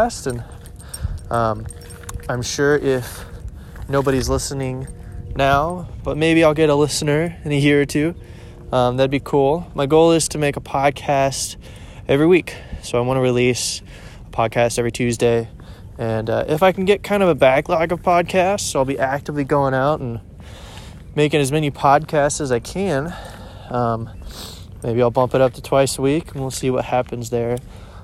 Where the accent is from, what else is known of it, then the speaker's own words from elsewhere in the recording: Overland Park, Kansas, United States; also born or lived in Blue Springs, Missouri; I grew up on the Kansas City, Kansas side, in one of the suburbs not too far away, the Overland Park area